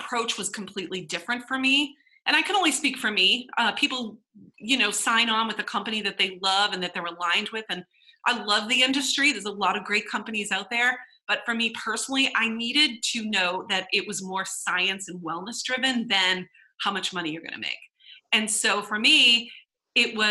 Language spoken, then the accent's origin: English; Boston, Massachusetts, United States; We're from Boston